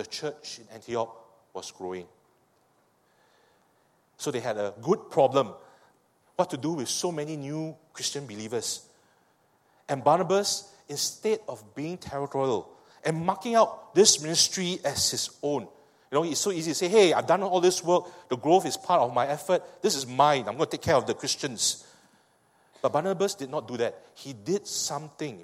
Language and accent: English; Singapore; I speak as a Singaporean